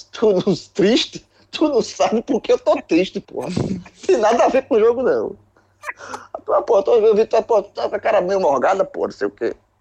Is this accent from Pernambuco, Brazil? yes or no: yes; Recife, Pernambuco, Brazil; eu sou do Recife